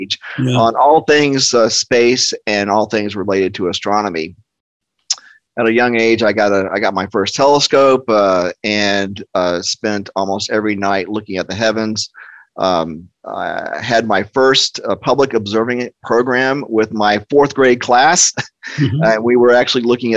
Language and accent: English; Cocoa, Florida, United States; So I grew up in the shadow of the 1960s space program